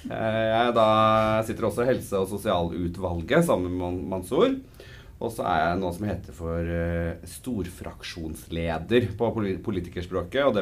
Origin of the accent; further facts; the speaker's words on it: Snillfjorden, Trøndelag, Norway; Eh, og så er jeg trønder, men det hører man ikke før jeg eh, bestemmer meg for